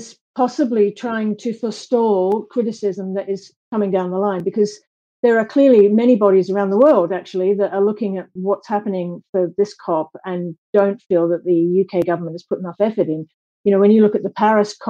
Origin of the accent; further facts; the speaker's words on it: Australia; now in Scotland, United Kingdom; I'm Australian.